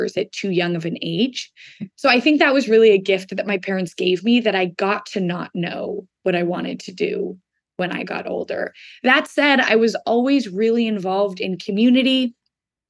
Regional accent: Seattle, Washington, United States; moved away as an adult; also born or lived in Boston; I grew up in Seattle, Washington, where I live right now

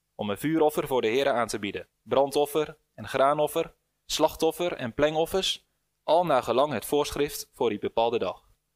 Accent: Netherlands

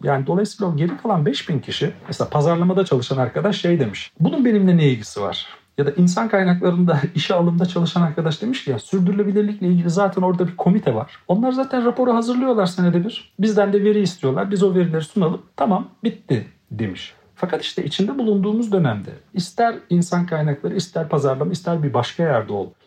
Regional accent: Black Sea Region, Turkey; çocukluğumdan beri Karadeniz'de yetiştiğim için

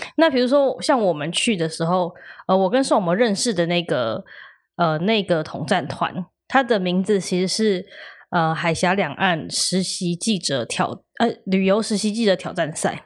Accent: Taiwan; 那其实我们台湾就是大家，

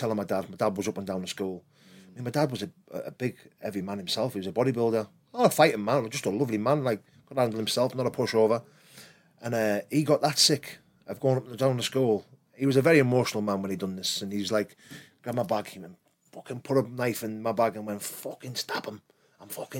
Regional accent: Middlesbrough, North East England, United Kingdom; growing up in South Bank wasn't hard for me. Like, it's my town

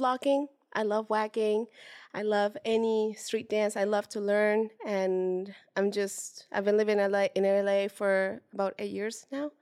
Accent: Puebla, Mexico; now in Los Angeles, United States; I am from Mexico originally, born and raised from, uh, now it's not so small, it's been growing, but it is s, it is a small town called Puebla

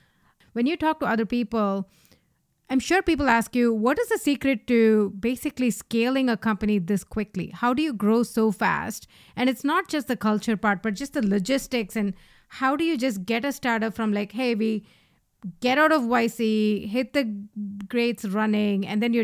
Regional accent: India; moved away; Sriram and I came from India. We moved here a decade or so ago.

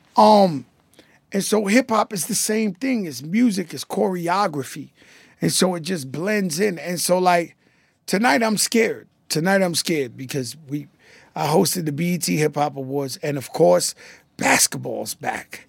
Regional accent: New York City, New York, United States; I grew up in the Bronx

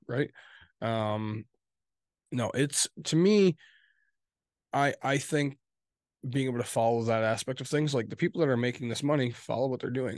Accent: West Michigan, United States; we're from West Michigan

